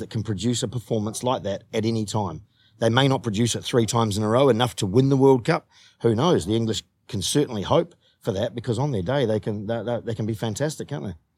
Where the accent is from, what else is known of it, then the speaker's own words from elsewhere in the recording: New Zealand; moved away; as a New Zealander